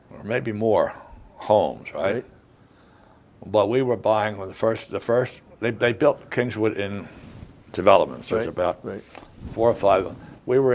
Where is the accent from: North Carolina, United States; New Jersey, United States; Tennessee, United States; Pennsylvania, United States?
Pennsylvania, United States; Narberth; moved away as an adult; now in Upper Merion, United States; both my wife and I, we both were born and raised in Narberth